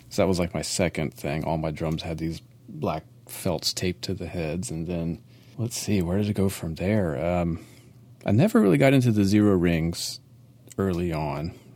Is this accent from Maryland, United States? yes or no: yes; Maryland, United States; I'm, I'm from Maryland